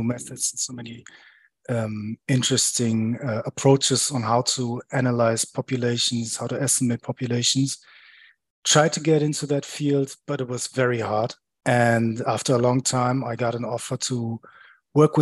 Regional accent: center of Germany, Central Germany, Germany; I grew up in Germany, far away from the seaside, basically in the center of Germany.

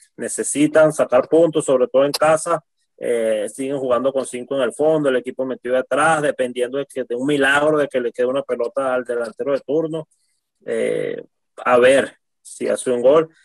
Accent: Venezuela; como venezolanos

